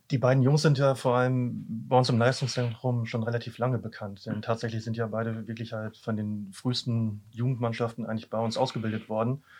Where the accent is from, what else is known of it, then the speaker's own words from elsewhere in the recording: Büren, North Rhine-Westphalia, Germany; moved away; ursprünglich komme ich aus Büren